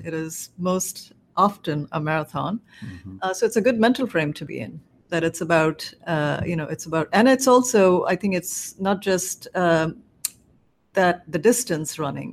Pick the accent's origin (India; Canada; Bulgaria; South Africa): India; moved away as an adult; also born or lived in South Carolina; now in Cambridge, United States; I grew up in India